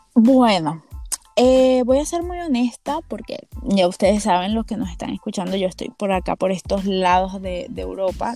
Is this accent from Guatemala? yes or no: no; Venezuela; en Venezuela en general